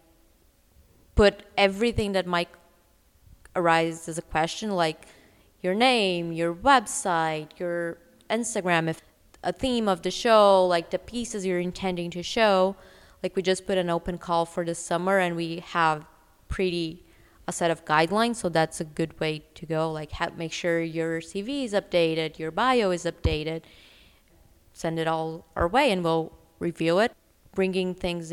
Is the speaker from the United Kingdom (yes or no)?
no; Brazil; moved away as an adult; also born or lived in New York / Los Angeles; now in Vancouver, Canada; I'm originally from Brazil